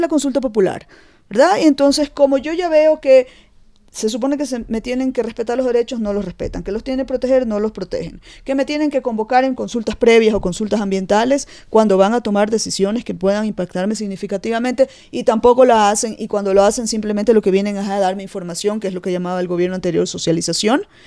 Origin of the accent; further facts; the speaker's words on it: Ecuador; somos todos los ecuatorianos